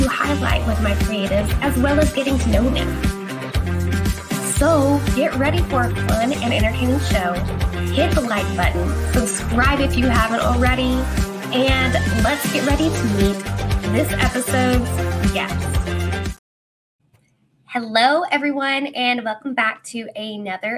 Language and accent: English; Oklahoma, United States; also born or lived in Texas; In Texas, and then we moved to Oklahoma